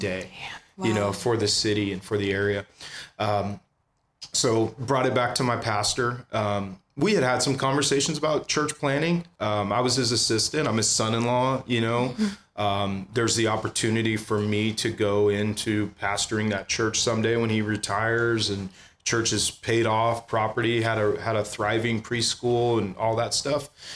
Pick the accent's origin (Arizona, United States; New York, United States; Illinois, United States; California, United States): California, United States; San Jose; also born or lived in Santa Clara / Palo Alto; now in Ventura, United States; I grew up in the Bay Area. Um, I was born in Santa Clara, lived in San Jose till I was 12 years old